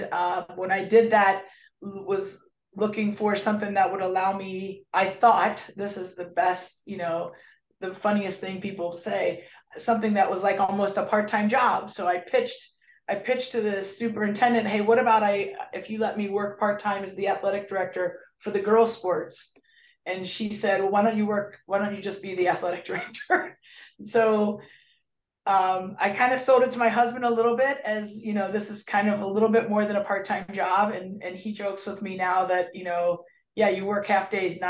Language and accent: English; Cincinnati, Ohio, United States; also born or lived in Charleston, West Virginia; I'm originally from Cincinnati. Grew up in Cincinnati, went to high school.